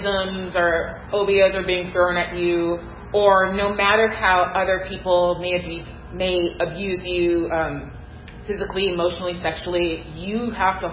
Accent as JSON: {"language": "English", "region": "Pacific Northwest", "country": "United States", "tie": "born or raised there", "said": "I grew up in the Pacific Northwest in a Black family"}